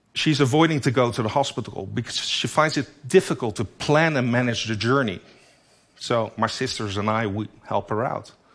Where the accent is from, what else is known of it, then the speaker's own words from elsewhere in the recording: Netherlands; In my home country, the Netherlands, only 17 million people live there